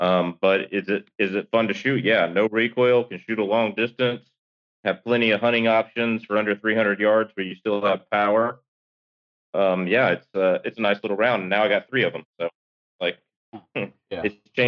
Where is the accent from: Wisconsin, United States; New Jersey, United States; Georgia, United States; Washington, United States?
Georgia, United States; now in Alaska, United States; When I grew up in Georgia